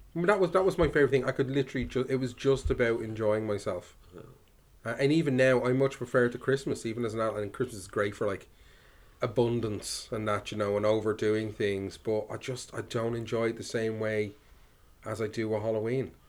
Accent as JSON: {"language": "English", "country": "Ireland", "tie": "born or raised there", "said": "growing up in Ireland"}